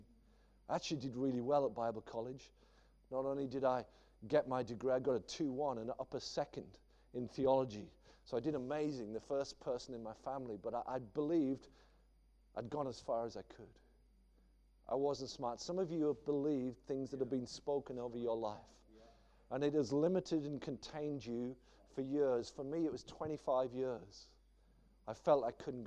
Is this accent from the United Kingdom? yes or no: yes; the Northeast, North East England, United Kingdom; I grew up in the Northeast, and it's a funny old place